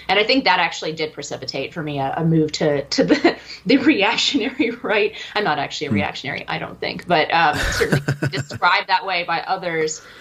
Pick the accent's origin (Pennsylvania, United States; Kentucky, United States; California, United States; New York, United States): California, United States; San Francisco Bay Area; I grew up in the San Francisco Bay Area